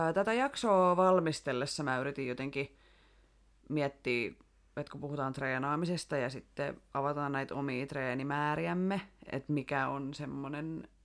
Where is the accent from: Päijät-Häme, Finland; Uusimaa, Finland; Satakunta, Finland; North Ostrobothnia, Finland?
Satakunta, Finland; Rauma; also born or lived in Tampere; now in Turku, Finland; lapsuudesta Raumalta.